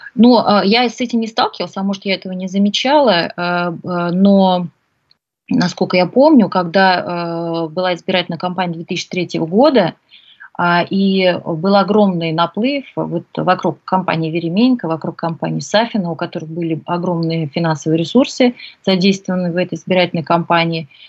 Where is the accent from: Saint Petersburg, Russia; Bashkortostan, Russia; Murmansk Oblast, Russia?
Bashkortostan, Russia; Ufa; родилась в Уфе